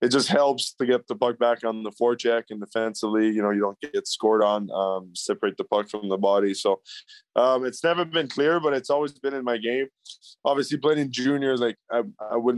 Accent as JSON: {"language": "English", "town": "Montreal", "region": "Quebec", "country": "Canada", "tie": "born or raised there", "moved": "yes", "said": "I grew up in the West Island. We actually call it the West Island. It's pretty English, so I picked it up there a lot."}